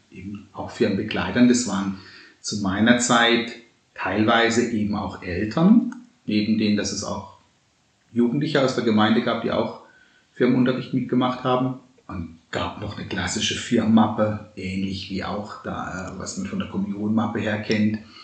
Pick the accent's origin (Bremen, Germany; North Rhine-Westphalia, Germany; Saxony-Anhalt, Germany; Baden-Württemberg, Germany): Baden-Württemberg, Germany; Baden-Baden deanery; moved away; bei uns im Dekanat Baden-Baden, wo ich herkomme.